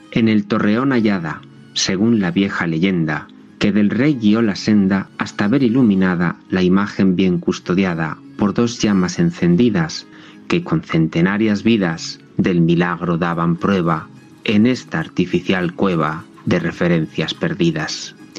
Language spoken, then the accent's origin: Spanish; Madrid, Community of Madrid, Spain; soy muy madrileño, si cabe eso del muy, porque por parte de madre hasta mis bisabuelos eran de Madrid y por parte de padre mis abuelos